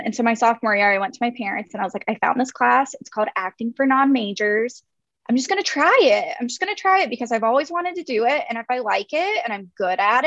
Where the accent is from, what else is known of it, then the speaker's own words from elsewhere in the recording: North Carolina, United States; I'm from North Carolina. I'm from a very rural area of North Carolina. And then I grew up outside of that area.